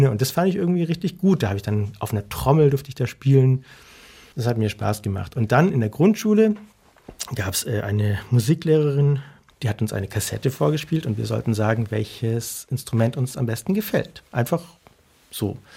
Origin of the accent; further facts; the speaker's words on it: Germany; ich bin aus Deutschland und ich habe einen guten Freund und der wird so gern bei ihm Unterricht nehmen.